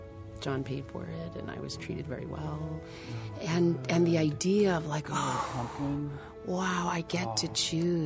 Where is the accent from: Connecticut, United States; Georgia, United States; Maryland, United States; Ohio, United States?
Connecticut, United States; Central; I grew up in Central Connecticut